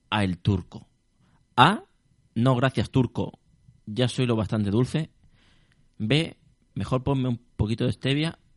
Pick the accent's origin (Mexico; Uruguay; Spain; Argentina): Spain; Alicante, Valencian Community; soy de Alicante.